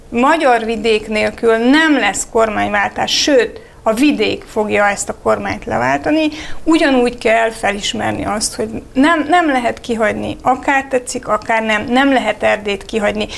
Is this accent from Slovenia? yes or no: no; Romania; now in Hungary; Romániából jövök